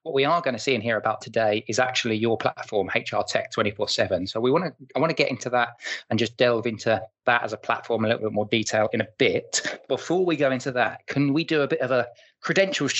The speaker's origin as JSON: {"language": "English", "country": "United Kingdom", "said": "I'm British"}